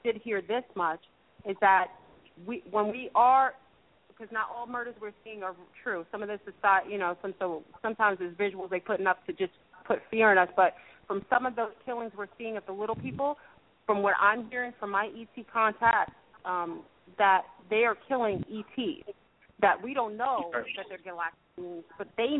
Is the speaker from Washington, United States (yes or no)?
no; Mount Vernon, New York, United States; I'm from Mount Vernon.